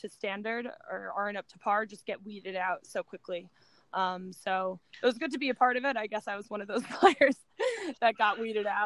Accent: United States

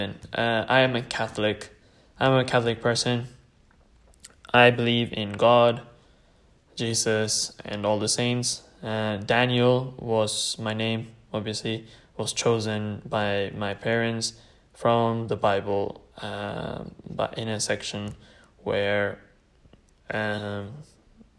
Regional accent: Bergen, Vestland, Norway; first language Tamil; English is a second language; also born or lived in Sri Lanka (ancestry); now in United Kingdom; born and raised in Norway, and everything, and my mother tongue, which is Tamil

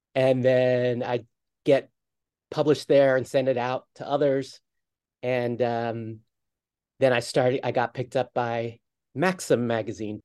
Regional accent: outside of Philadelphia, Pennsylvania, United States; moved away as an adult; also born or lived in New York; I grew up outside of Philadelphia

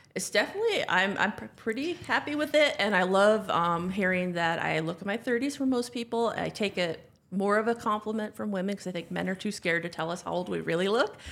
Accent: North Dakota, United States; moved away as an adult; also born or lived in Ann Arbor, Michigan; I grew up in North Dakota

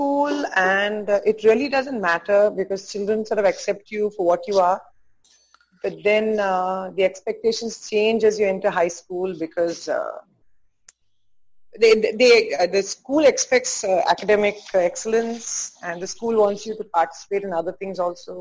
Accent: Bangalore, Karnataka, India; moved away as an adult; also born or lived in Belgaum / Bombay; now in Mumbai, India; Grew up in 3-4 different cities before I settled in Bangalore when I was about 6.5-7 years of age. Completed my schooling in Sophia's

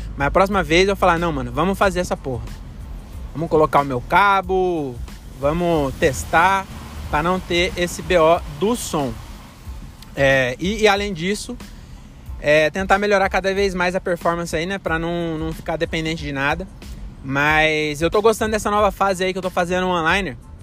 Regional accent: Francisco Morato, São Paulo, Brazil; now in Cajamar, Brazil; Morato, que é a minha cidade natal, né? Agora eu moro em Cajamar.

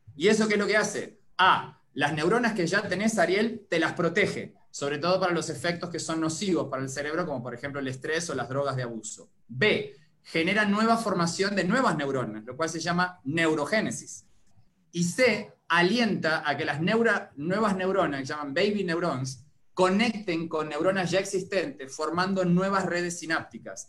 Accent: Uruguay; moved away as an adult; now in Costa Rica; Soy originario de Uruguay

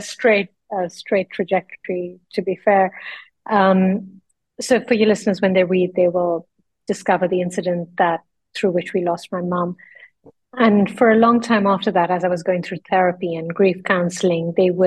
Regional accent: Lucknow, Uttar Pradesh, India; moved away as an adult; also born or lived in London; I grew up then in the northern part of India in a small town. It's a Muslim city. It's called Lucknow

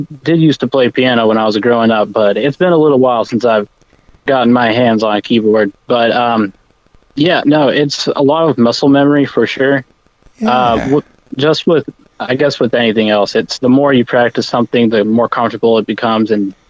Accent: Texas, United States; Well, I'm originally from a small town north of Dallas, pretty close to Gainesville, Texas. And that's where I spent the majority of my life until I moved away to Lubbock, Texas to go to Texas Tech University.

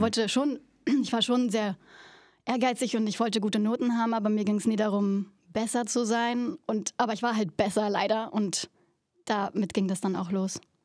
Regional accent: Berlin, Germany; moved away; Ich komme aus Berlin

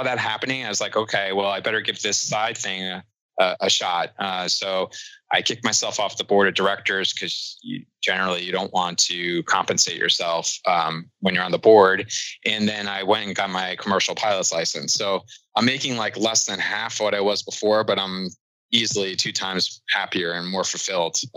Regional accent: New York City, New York, United States; moved away as an adult; also born or lived in Cincinnati; I'm originally from New York, and that's where I live now in Brooklyn

